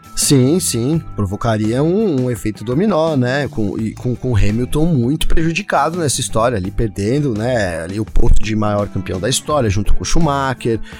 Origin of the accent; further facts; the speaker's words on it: Brazil; eu sou brasileiro